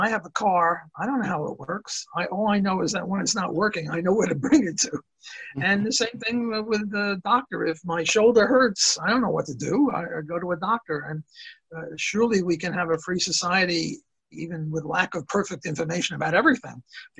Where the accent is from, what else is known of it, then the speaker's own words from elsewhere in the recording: New York City, New York, United States; Because we're both from Brooklyn